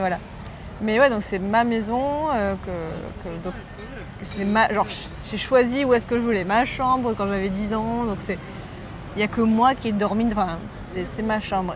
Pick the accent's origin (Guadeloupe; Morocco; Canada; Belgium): Morocco; moved away as an adult; also born or lived in Boulogne-Billancourt, France; now in France; j'ai grandi au Maroc